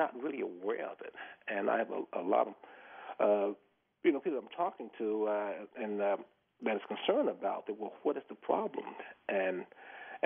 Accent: the South, United States; I grew up in the South, you know, and I grew up in racism

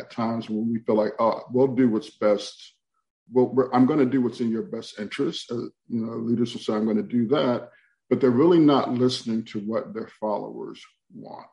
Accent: New York, United States; now in Greensboro, United States; I grew up in New York myself.

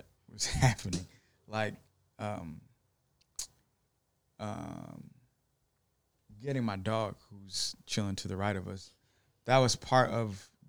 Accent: Detroit, Michigan, United States; born and raised in Detroit, Michigan

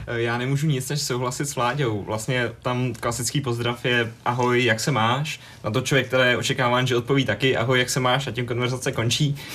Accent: Czechia; jsem z Česka

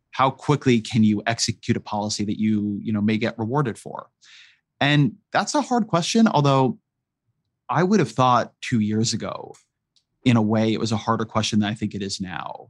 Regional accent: Irvine, California, United States; also born or lived in San Francisco, California; I come from California. I grew up in Irvine, California

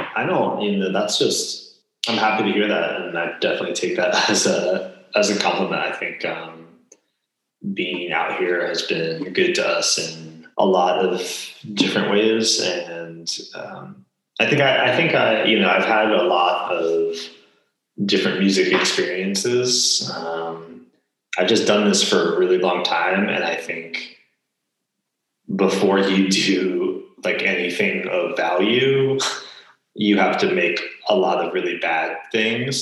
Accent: New Jersey, United States; moved away as an adult; also born or lived in Baltimore, Maryland; now in Portland, United States; I grew up in New Jersey and then went to school and lived

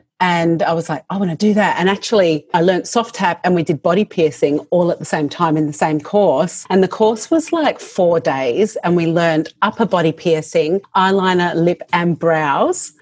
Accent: Adelaide, South Australia, Australia; moved away as an adult; now in Melbourne, Australia; I moved to Melbourne because I'm from Adelaide.

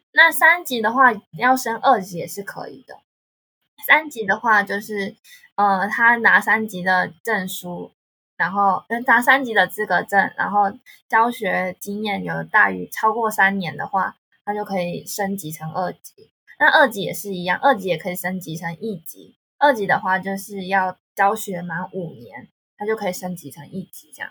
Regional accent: Taiwan; accent: Taiwanese; moved away as an adult; now in South Korea; 因为台湾腔被打枪

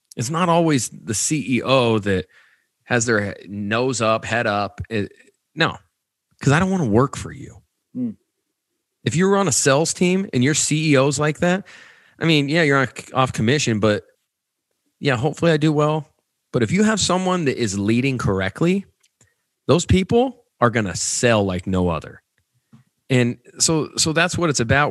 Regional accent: Nebraska, United States; I'm I'm from Nebraska

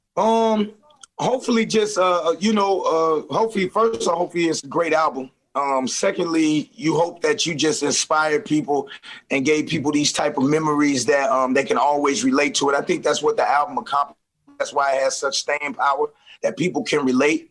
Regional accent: St. Louis, Missouri, United States; just like I'm from St. Louis.

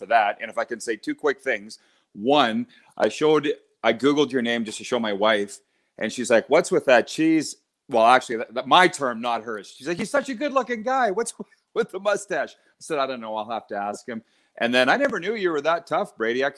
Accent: Milestone, Saskatchewan, Canada; moved away; I was raised on a farm near Milestone, Saskatchewan.

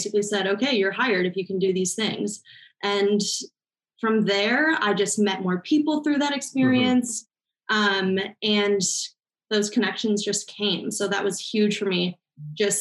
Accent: Minnesota, United States; moved away as an adult; also born or lived in Oregon; now in Los Angeles, United States; I'm from Minnesota, born and raised

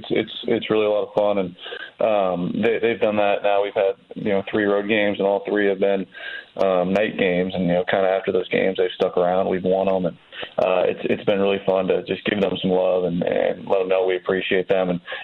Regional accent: California, United States; I was too young to watch him play growing up in the Bay Area.

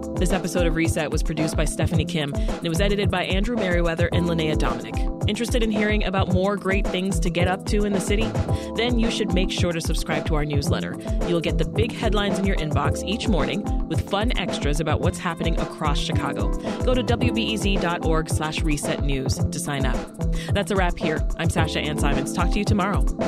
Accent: Canada; I'm Canadian

